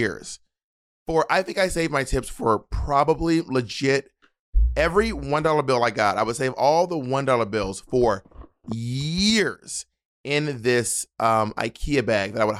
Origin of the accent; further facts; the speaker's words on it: the American South, United States; as a Southerner